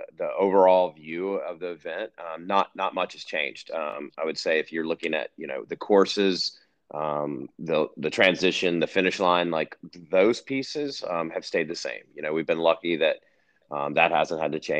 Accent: North Carolina, United States; moved away as an adult; now in Colorado, United States; born and raised in North Carolina

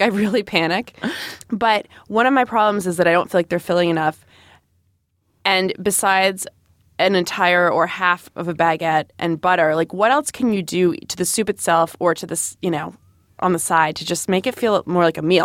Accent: Rhode Island, United States; I grew up in Rhode Island

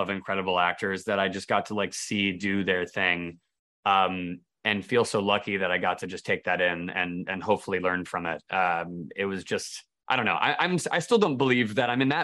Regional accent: United States; I'm American

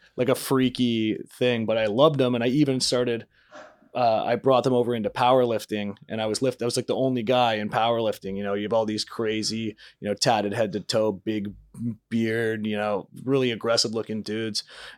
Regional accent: Canada; I grew up playing hockey till I was 19. I was in, I grew up in Canada.

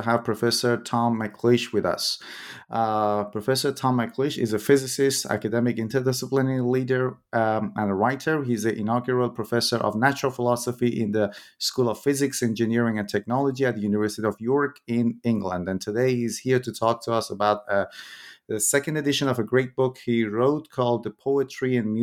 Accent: Iran; moved away; when I was in high school, I'm originally from Iran

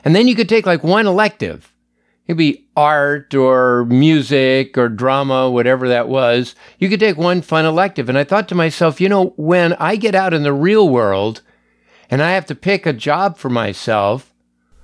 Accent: Los Angeles, California, United States; I grew up in the San Fernando Valley in Los Angeles.

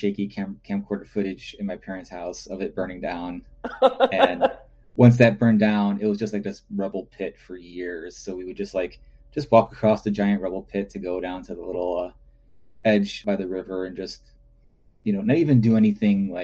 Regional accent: Chicago, Illinois, United States; moved away as an adult; I grew up in the north side of good old Chicago, Illinois

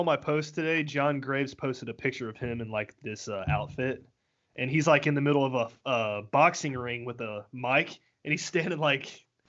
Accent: Ohio, United States; accent: southern; I'm from Ohio. I ain't southern.

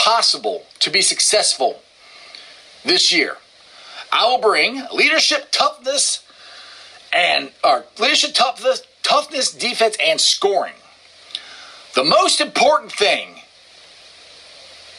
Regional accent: Cincinnati, Ohio, United States; the great city of Cincinnati, Ohio, my hometown

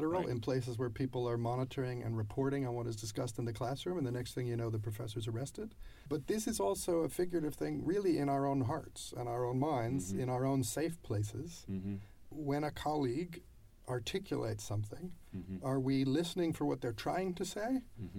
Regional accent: United States; I'm an American

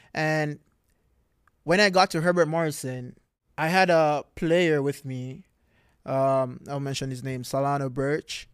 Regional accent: Montego Bay, Saint James, Jamaica; moved away as an adult; now in Florida, United States; I am from Jamaica

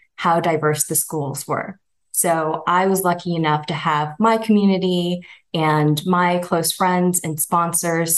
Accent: Castro Valley, California, United States; I grew up in the East Bay in Castro Valley

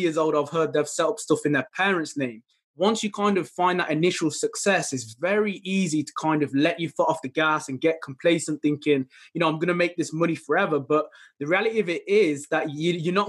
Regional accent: Midlands, United Kingdom; I'm from the United Kingdom, specifically around the Midlands area

